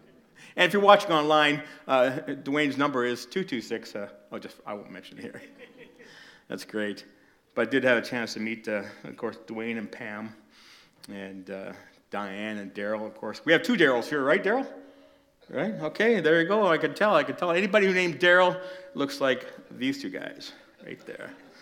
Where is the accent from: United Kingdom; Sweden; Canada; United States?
Canada; Toronto, Ontario; I was born and raised in Toronto, Little Italy, Cabbage Town